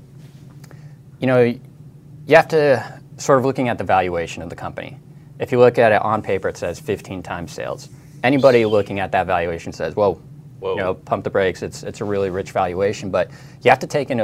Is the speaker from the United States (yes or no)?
yes; Denver, Colorado, United States; My hometown football team, the Denver Broncos